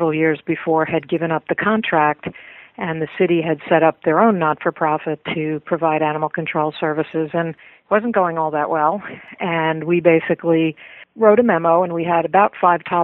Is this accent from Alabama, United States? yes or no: no; Manhasset, New York, United States; also born or lived in Brooklyn, New York; I grew up in Manhasset on Long Island